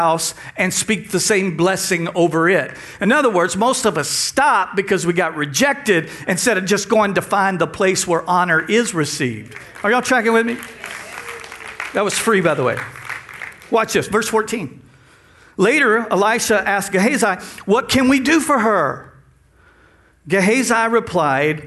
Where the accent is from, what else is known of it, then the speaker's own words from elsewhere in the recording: Texas, United States; now in South Louisiana, United States; We're from Texas. We've learned the language